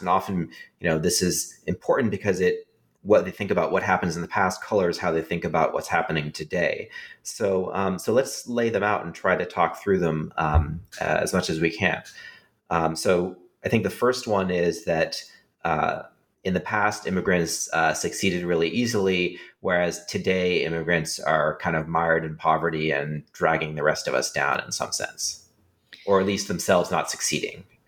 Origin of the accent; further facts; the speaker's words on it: California, United States; I grew up in California with a lot of uh, immigrant um, children in my classes